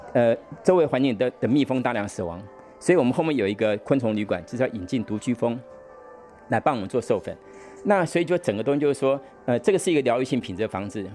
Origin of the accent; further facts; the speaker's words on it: Taiwan; 我们台湾人大概百分，百分之八十五都住在这种钢筋混凝土房子里面